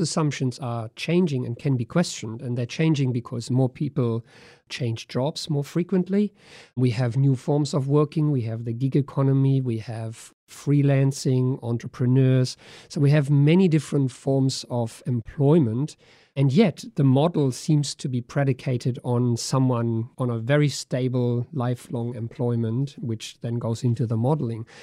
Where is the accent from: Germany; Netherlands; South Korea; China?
Germany; now in Australia; I grew up in Germany